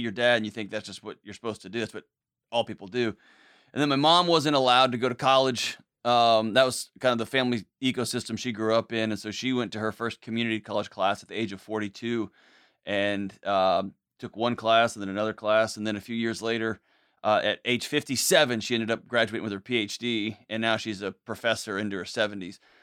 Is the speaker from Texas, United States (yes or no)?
yes; Houston, Texas, United States; grew up, born and raised in Houston, Texas